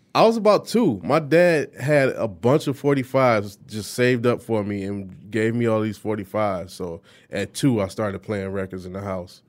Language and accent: English; Detroit, Michigan, United States; grew up on the east side of Detroit.